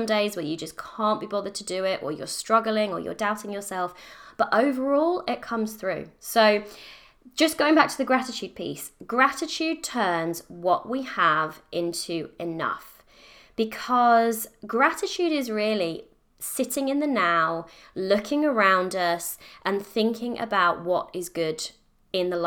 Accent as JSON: {"language": "English", "country": "United Kingdom", "said": "I'm British, I live in the UK"}